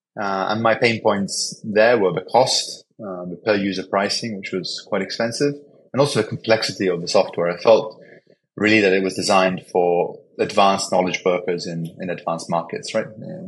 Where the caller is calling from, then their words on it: Panama City, Panama; Yeah, I'm calling from Panama City, Panama. So nice and sunny here.